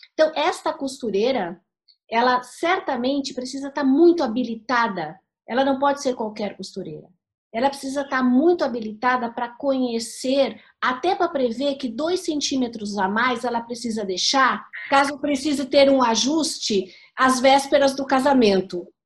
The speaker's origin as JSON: {"language": "Portuguese", "town": "Santos", "region": "São Paulo", "country": "Brazil", "said": "eu venho de Santos"}